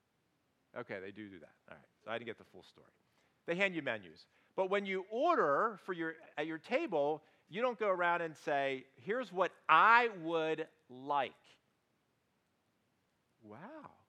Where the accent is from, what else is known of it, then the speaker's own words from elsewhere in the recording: United States; we in America